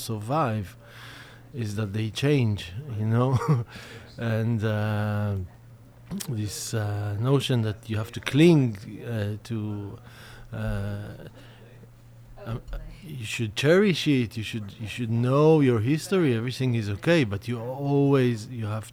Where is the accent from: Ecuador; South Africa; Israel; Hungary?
Israel; growing up in Israel